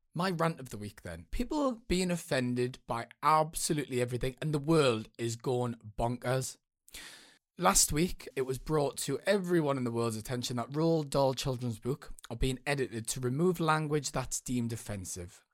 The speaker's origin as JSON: {"language": "English", "town": "Newcastle upon Tyne", "region": "North East England", "country": "United Kingdom", "accent": "northern", "said": "So, I'm from Newcastle, and sometimes the, the northern accent is a little bit misunderstood"}